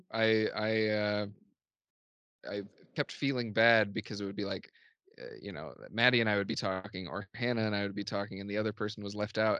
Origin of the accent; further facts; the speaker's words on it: Columbus, Indiana, United States; my hometown Columbus, Indiana, as boring. I think it's a really cool small town, uh, especially for Southern Indiana